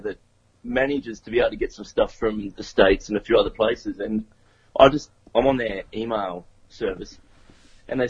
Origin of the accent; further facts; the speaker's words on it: Tasmania, Australia; now in Brisbane, Australia; originally grew up in Tasmania, so right down the bottom of the map